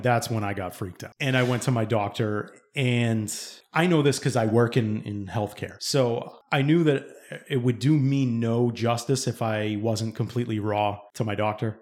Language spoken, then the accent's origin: English; East Bridgewater, Massachusetts, United States; where we grew up in East Bridgewater